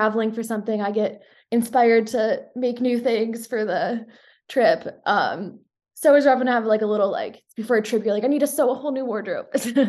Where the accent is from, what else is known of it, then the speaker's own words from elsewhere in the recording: Minneapolis, Minnesota, United States; I grew up in Minneapolis, was out east for college, and now I'm back here